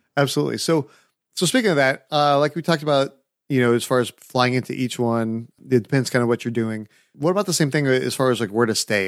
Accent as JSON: {"language": "English", "region": "California", "country": "United States", "moved": "yes", "lives_now": "Nashville, United States", "said": "I'm from California, so I'm not used to having to bundle up"}